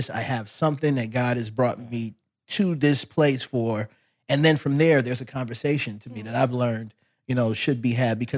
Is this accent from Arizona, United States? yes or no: no; Fort Polk, Louisiana, United States; born there; Where I was born in Louisiana.